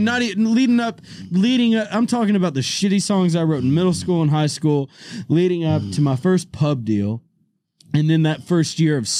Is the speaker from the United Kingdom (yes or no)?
no; Nashville, Tennessee, United States; I grew up in Nashville, Tennessee.